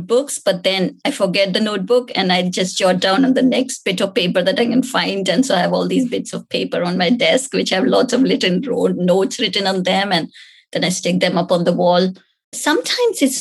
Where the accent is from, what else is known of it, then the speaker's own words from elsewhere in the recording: India; moved away; growing up in India